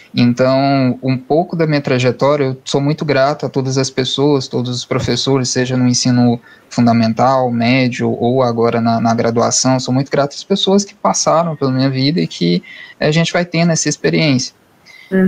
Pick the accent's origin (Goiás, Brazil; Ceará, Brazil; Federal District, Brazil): Goiás, Brazil; Cristalina; also born or lived in Urutaí, Goiás; Eu sou natural de Cristalina, ali próxima de Brasília